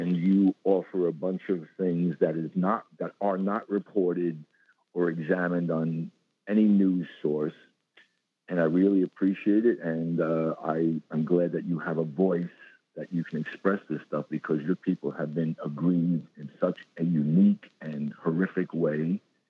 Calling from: Bronx, New York, United States; I'm in a Zionist enclave up in the Bronx.

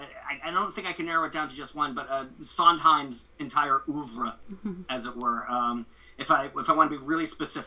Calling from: Delaware, United States; I'm zooming in from Hocus in Delaware, I went home to my family's house from New York for the holidays.

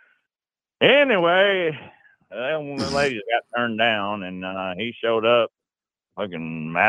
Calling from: Arkansas, United States; I'm calling from the great natural state of Arkansas

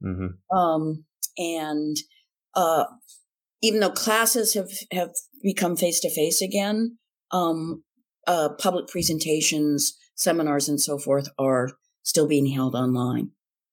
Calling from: Redwood City, California, United States; I am calling from Redwood City, California. I am here in the Bay Area as a visiting professor at Stanford for the winter quarter.

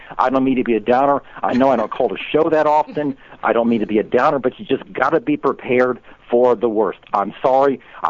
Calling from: Tampa, Florida, United States; in Tampa, Florida.

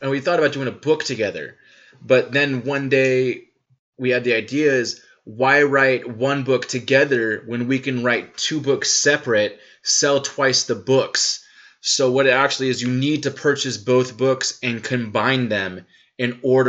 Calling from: Atlanta, Georgia, United States; I'm calling from Atlanta, Georgia. As you might be able to tell from my accent.

